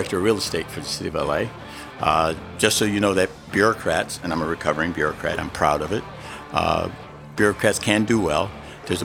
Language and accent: English; Little Rock, Arkansas, United States; born there; No, I was born in Little Rock, Arkansas.